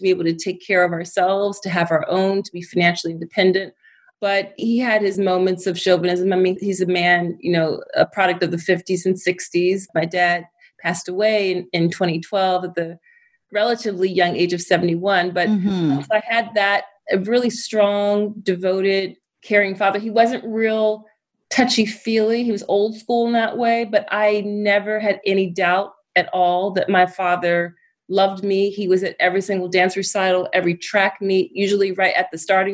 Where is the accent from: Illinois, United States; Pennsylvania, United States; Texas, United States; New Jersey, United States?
Pennsylvania, United States; Philadelphia; I am from Philly. I'm from the East Coast of the United States. I grew up in the city and was very much a city kid